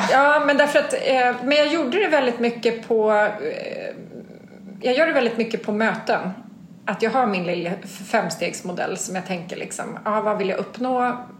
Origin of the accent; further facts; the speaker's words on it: Sweden; en svensk liten ung flicksnärta